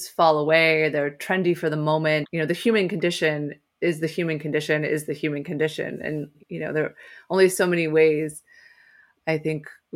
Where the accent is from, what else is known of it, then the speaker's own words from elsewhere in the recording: New York City, New York, United States; I was from New York City